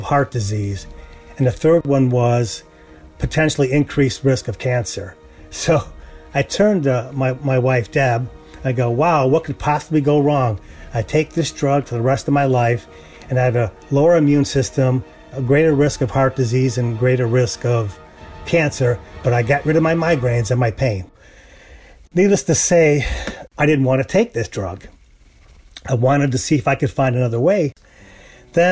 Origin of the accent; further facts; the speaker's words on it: United States; also born or lived in Texas; As an American